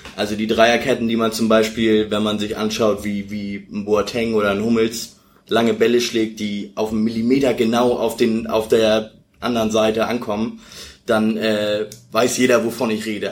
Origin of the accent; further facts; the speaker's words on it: Hamburg, Germany; ich komme aus Bergedorf, hab da immer Fußball gespielt